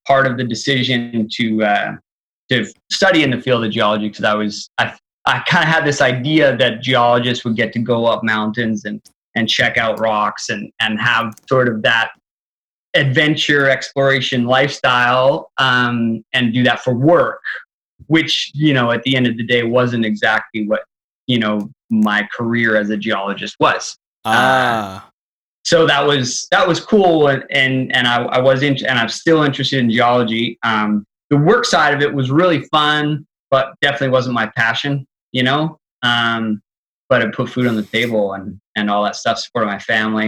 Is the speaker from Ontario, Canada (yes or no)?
no; Calgary, Alberta, Canada; Born in Calgary, born to like parents that were super, super active.